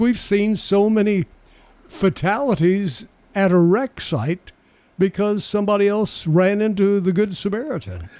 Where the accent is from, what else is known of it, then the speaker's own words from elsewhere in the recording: Murfreesboro, Tennessee, United States; this area pretty much all my since I was four years old, so pretty much all my life